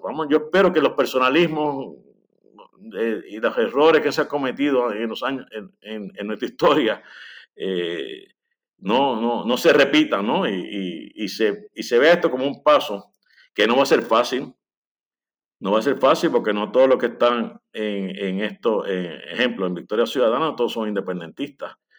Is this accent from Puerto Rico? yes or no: yes; Lares, Puerto Rico; now in San Juan, Puerto Rico; soy de Lares, vivo en San Juan